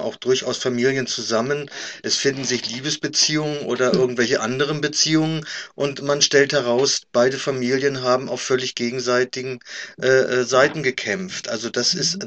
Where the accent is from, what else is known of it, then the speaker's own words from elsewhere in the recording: Germany; wir als Deutsche Deutsche